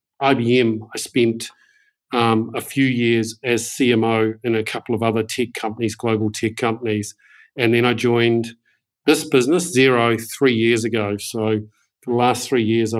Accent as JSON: {"language": "English", "country": "New Zealand", "tie": "born or raised there", "said": "I'm a proud Kiwi. I grew up in New Zealand and have done most of my education in New Zealand."}